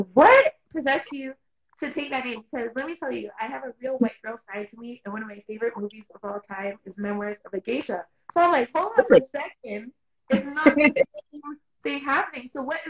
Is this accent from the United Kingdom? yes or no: no; Toronto, Ontario, Canada; I'm from Toronto, Canada